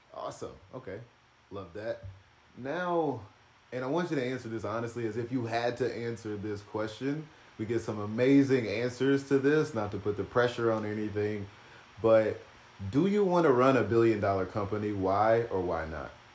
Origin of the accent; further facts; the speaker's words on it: North Little Rock, Arkansas, United States; I'm from North Little Rock, Arkansas